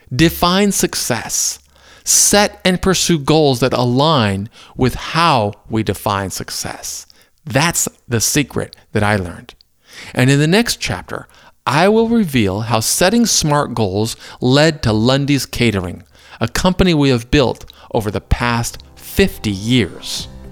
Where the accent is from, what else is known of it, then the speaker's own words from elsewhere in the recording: Maysville, Kentucky, United States; Growing up in Maysville kept me close to Cincinnati